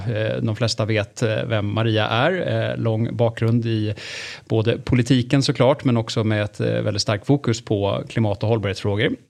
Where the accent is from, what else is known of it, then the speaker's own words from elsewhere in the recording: Stockholm, Stockholm County, Sweden; vi är rätt många stockholmare